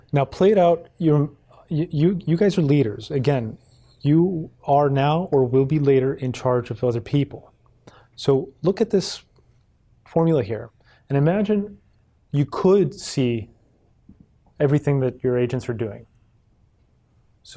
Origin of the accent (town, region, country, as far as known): Mexico; moved away